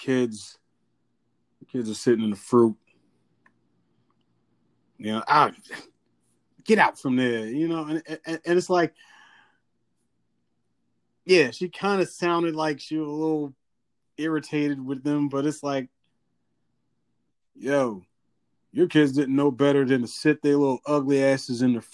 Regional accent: New York City, New York, United States; I grew up in New York City

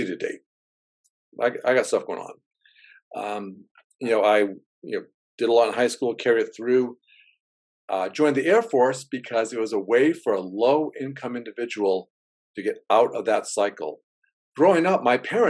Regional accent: Gorham, Maine, United States; now in New Hampshire, United States; I grew up poor in Gorham, Maine

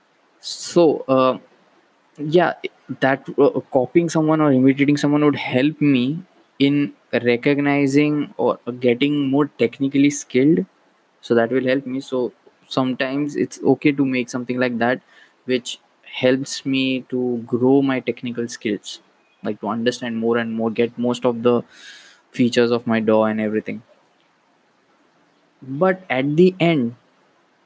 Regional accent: Maharashtrian community, Maharashtra, India; I was born in India. I was raised in a Maharashtrian community. I still stay in a Maharashtrian community.

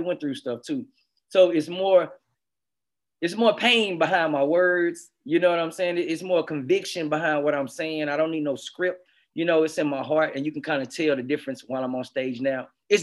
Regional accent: Houston, Texas, United States; I'm from Houston, Texas.

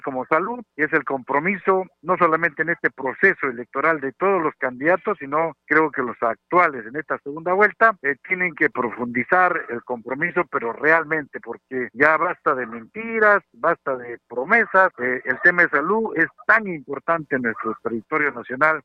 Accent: Peru; como ciudadano peruano

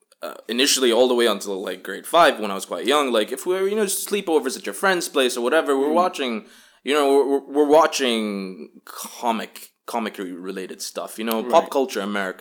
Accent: Bahrain; growing up in American Mission Hospital, Bahrain, which is a tight knit at that point, multicultural but still very American community.

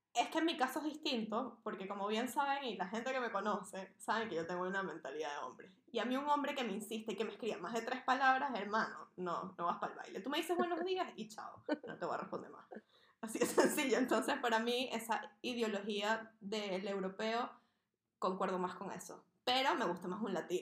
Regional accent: Venezuela; moved away as an adult; also born or lived in Barcelona; Yo me fui muy joven de Venezuela, yo me fui a los 18.

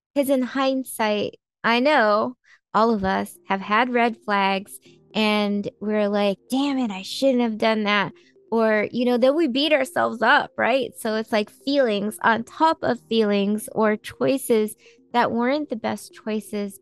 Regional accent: California, United States; I am a native Californian, and so are my parents

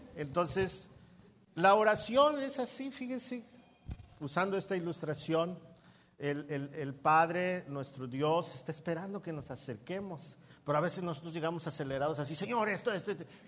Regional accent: Mexico City, Mexico; moved away as an adult; now in Puerto Vallarta, Mexico; Yo soy chilango.

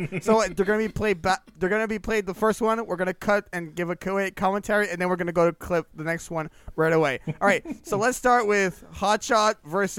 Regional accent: Canada; I'm Canadian.

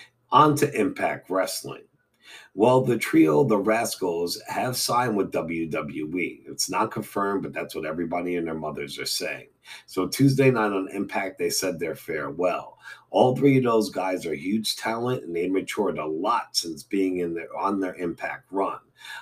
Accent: Scotland, United Kingdom; I'm from Scotland.

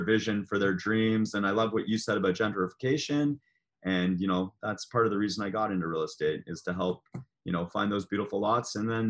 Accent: Oakville, Ontario, Canada; where I grew up in Southeast Oakville

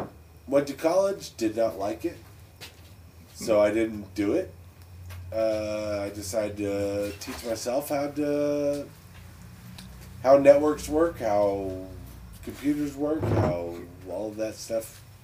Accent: Ramstein, Rhineland-Palatinate, Germany; also born or lived in Fort Walton Beach; now in Pensacola, United States; Okay, well, but by the time I was two, I was living in Germany.

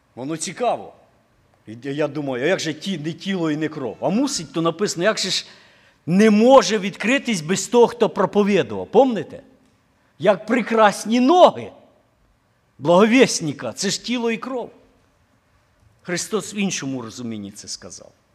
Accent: Ukraine; moved away; хата на Україні

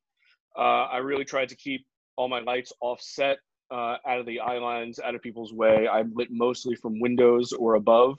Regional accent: New York, United States; I grew up in New York, kind of adjacent to the arts

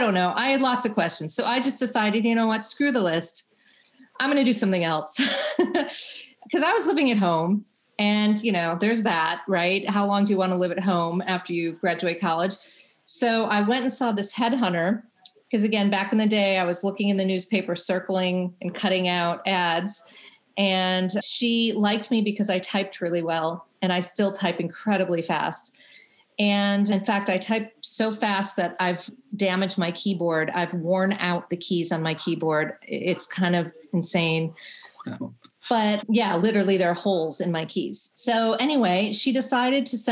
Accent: Chicago, Illinois, United States; I grew up in Chicago

